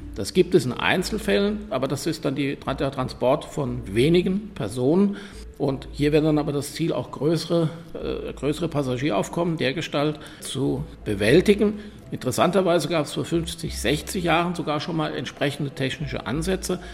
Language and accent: German; Germany; moved away as an adult; also born or lived in Rhineland; now in Vienna, Austria; als jemand, der aus Deutschland kommt